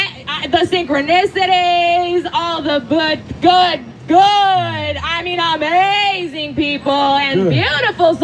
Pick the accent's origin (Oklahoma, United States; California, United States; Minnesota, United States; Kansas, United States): California, United States; San Diego; moved away as an adult; also born or lived in Oakland, California; I'm actually born and raised in San Diego